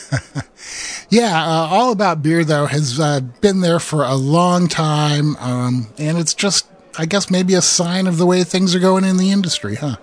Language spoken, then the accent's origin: English; Iowa, United States; I'm from Iowa, where uh, I, we can't pronounce anything.